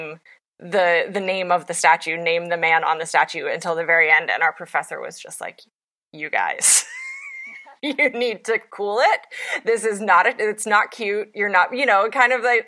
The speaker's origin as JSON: {"language": "English", "region": "West Virginia", "country": "United States", "tie": "born or raised there", "said": "I come from Appalachia and I write a lot about Appalachia and West Virginia specifically, which is my home state."}